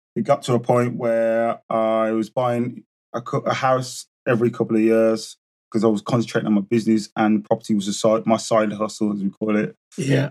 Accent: Birmingham, West Midlands, United Kingdom; born and bred in Birmingham

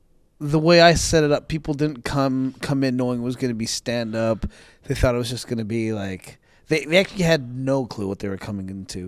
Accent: Canada; accent: Canadian; people didn't care to hear me talk about my trials and tribulations in Taiwan in my regular Canadian accent.

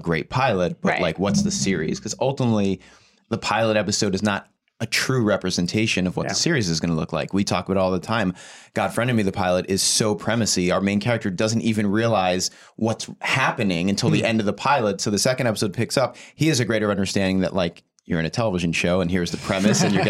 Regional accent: New Jersey, United States; growing up in New Jersey.

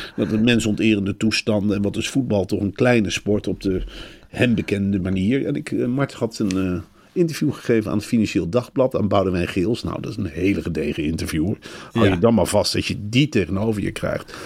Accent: Arnhem, Gelderland, Netherlands; in mijn jeugd in Arnhem

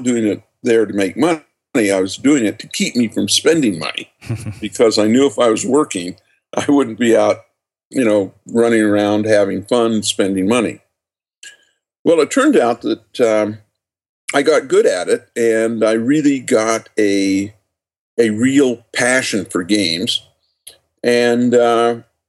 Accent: just outside of Salt Lake City, Utah, United States; I was born and raised in just outside of Salt Lake City

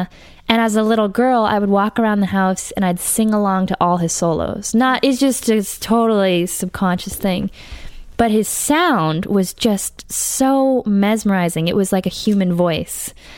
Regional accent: Brookline, Massachusetts, United States; No, I'm from Brookline, Massachusetts.

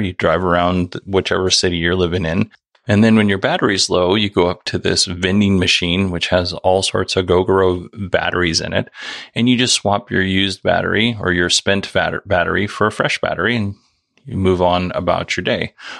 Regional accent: Nikiski, Alaska, United States; moved away as an adult; also born or lived in Soldotna, Alaska; Most of the first 21 years of my life, I lived in Nikiski, and I lived all of those 21 years in Alaska

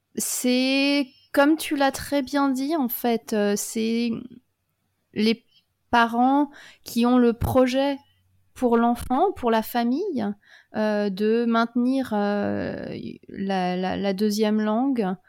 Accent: France; moved away as an adult; now in Australia; en grandissant en France

